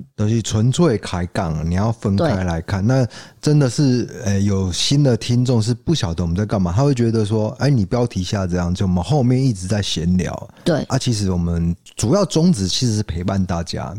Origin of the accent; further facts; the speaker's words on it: Taiwan; 我们台湾人